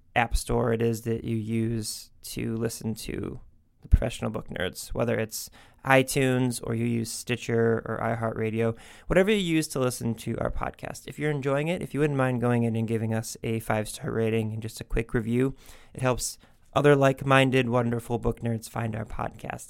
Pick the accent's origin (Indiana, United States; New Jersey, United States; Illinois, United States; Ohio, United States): Ohio, United States; Cleveland; we're both from Cleveland